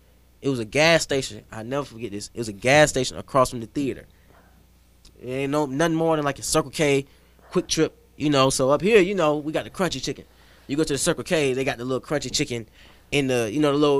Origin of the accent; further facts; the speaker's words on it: the South, United States; I'm from the South